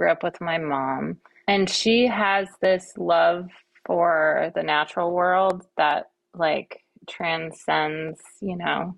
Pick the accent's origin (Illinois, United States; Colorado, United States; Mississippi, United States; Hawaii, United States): Hawaii, United States; Kauai; moved away as an adult; also born or lived in Western Massachusetts / East Coast; now in California, United States; I was born on the East Coast in Western Mass. And then when I was in like the third grade, I think, we moved to Hawaii